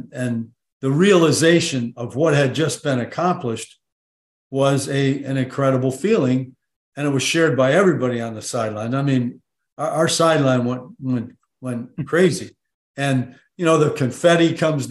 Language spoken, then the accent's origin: English; Waterloo, New York, United States; I was born and raised in Waterloo, New York, as you mentioned, which is literally halfway between Rochester and Syracuse